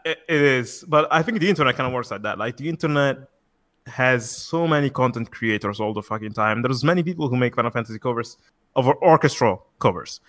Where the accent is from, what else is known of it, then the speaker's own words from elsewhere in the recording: Italy; I'm actually from Italy.